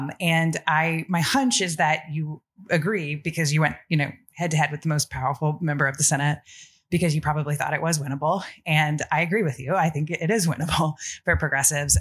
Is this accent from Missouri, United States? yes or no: no; Georgetown, Kentucky, United States; now in Los Angeles, United States; I was born and raised in Georgetown, Kentucky